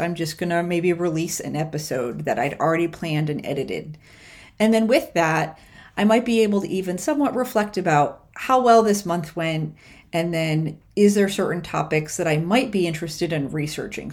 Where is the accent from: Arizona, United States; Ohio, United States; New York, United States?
New York, United States; moved away; also born or lived in Austin, Texas; growing up in New York